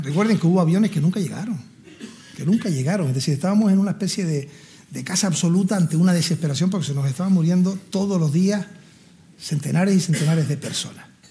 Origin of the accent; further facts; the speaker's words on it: Gran Canaria, Canary Islands, Spain; moved away as an adult; also born or lived in La Laguna, Tenerife; Yo soy de Gran Canaria